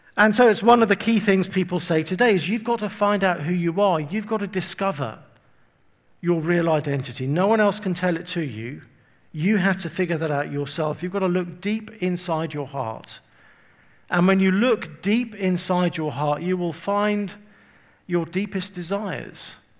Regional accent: England, United Kingdom; also born or lived in Windsor; I'm from England. You can probably tell from my um, accent. And I live just outside London. I live, actually, I live near Windsor.

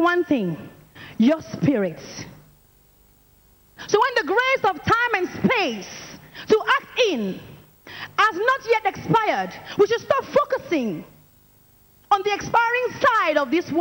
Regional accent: France; I'm from France, and I'm an evangelist in training

